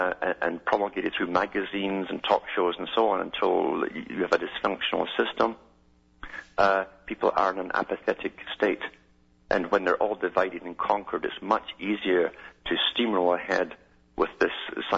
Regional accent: Scotland, United Kingdom

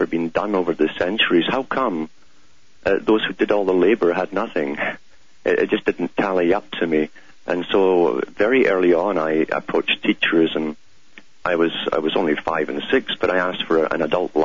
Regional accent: United Kingdom; growing up in Britain

